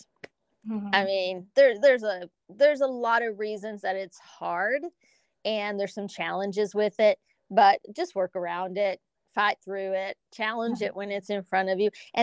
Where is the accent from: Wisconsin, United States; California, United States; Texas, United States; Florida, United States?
Texas, United States; Lubbock; moved away as an adult; now in New York, United States; I was raised in the South